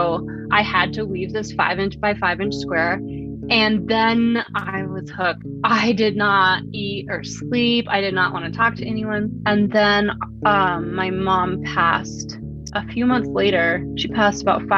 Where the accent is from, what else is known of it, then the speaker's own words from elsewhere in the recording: Pagosa Springs, Colorado, United States; I'm currently living in the Southwest, where I grew up here in Pagosa Springs, Colorado